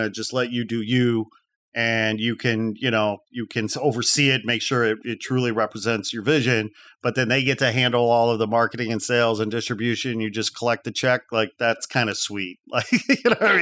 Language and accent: English; outside Chicago, Illinois, United States; I'm a Midwest boy. I grew up outside Chicago